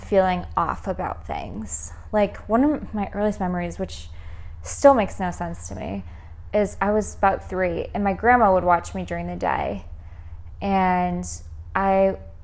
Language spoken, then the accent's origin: English; Wisconsin, United States; I'm from Wisconsin